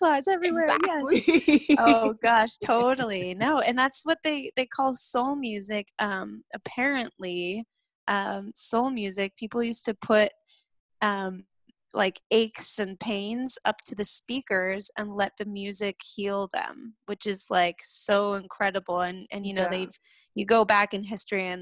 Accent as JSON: {"language": "English", "town": "South Lake Tahoe", "region": "California", "country": "United States", "tie": "born or raised there", "said": "I grew up in South Lake Tahoe, California"}